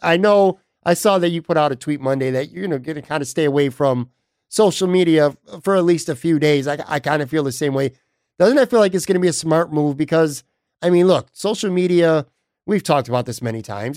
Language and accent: English; Buffalo, New York, United States; moved away as an adult; also born or lived in South Towns, Western New York; now in Florida, United States; I'm a New Yorker, born and raised in New York